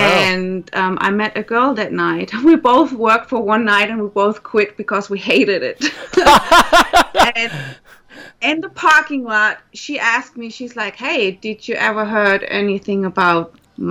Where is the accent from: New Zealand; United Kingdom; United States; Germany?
Germany; accent: German; As you can tell from my accent, I'm German. Well, actually, half German